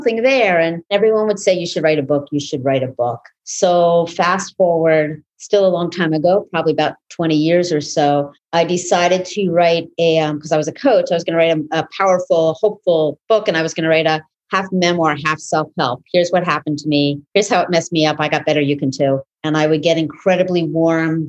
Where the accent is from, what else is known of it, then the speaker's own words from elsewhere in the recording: New York City, New York, United States; It's an indie house in East Village where I grew up in New York City